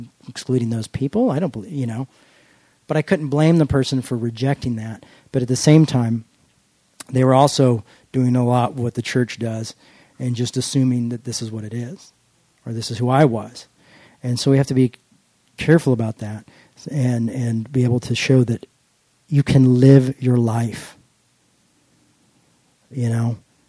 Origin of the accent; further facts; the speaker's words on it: United States; I'm an American